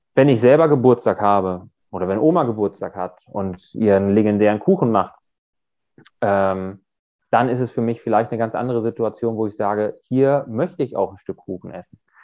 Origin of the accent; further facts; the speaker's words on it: Germany; Ich komme aus der Nähe von Bremen